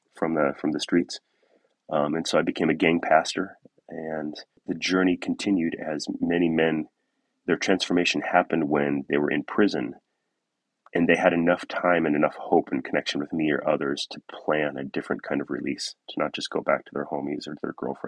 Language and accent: English; Southern California, United States; moved away as an adult; also born or lived in Oakland / northwest Washington; now in Washington, United States; I grew up in Southern California, and I found my way up here in northwest Washington